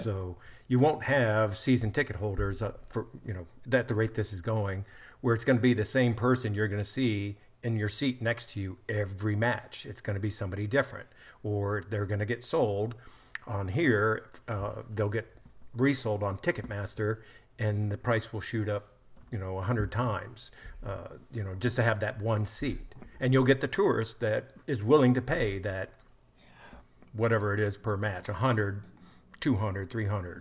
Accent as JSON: {"language": "English", "country": "United States", "said": "I'm an American"}